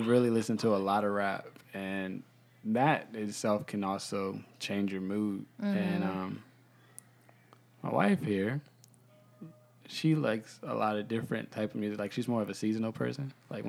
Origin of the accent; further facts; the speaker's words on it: North Carolina, United States; I'm from North Carolina.